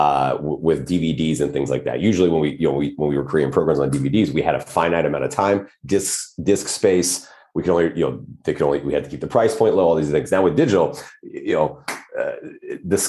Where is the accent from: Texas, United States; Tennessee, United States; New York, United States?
Texas, United States; Odessa; moved away as an adult; also born or lived in California / Lubbock, Texas / Washington State; now in Los Angeles, United States; I did grow up mostly in West Texas, just outside of a small town, just outside of Odessa